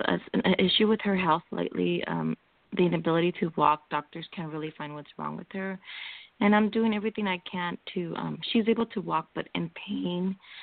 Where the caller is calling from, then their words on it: California, United States; I'm calling from California.